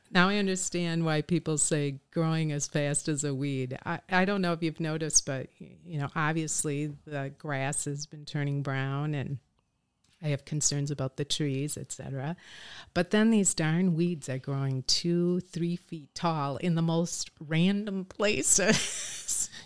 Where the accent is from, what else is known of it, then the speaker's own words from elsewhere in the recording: Oshkosh, Wisconsin, United States; moved away as an adult; also born or lived in Madison, United States / Chicago, United States; I was born and raised in Oshkosh